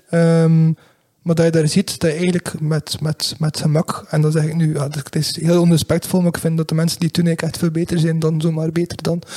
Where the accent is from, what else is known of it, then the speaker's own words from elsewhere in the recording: Belgium; want het is enorm storend dat wij dat als, als, als Belg niet kunnen terugvinden op televisie